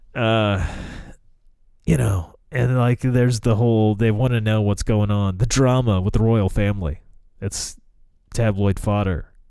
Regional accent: United States; As an American

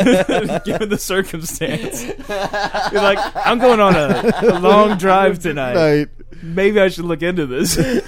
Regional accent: United States; I'm an American.

